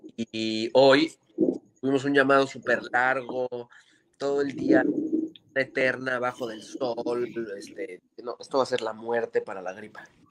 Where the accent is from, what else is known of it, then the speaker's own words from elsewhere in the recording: Mexico City, Mexico; Nosotros somos unos chilangos de mierda